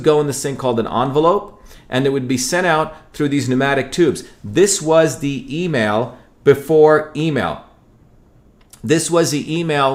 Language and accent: English; Mumbai, Maharashtra, India; moved away; also born or lived in a village in South India; I grew up in Bombay, which is a very, very different world